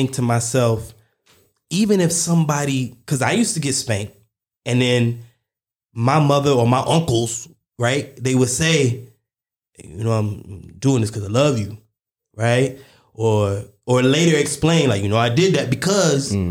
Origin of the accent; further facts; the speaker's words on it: the South, United States; I grew up, I mean, I'm from the South in the US